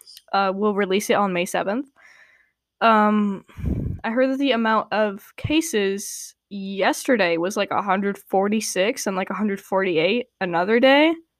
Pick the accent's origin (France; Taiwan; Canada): Canada; he's not my president because I'm Canadian.